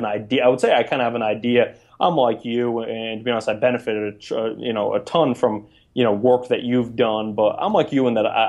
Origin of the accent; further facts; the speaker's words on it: Maine, United States; moved away as an adult; also born or lived in New York / New Jersey; University of Maine, my home state, for 2 years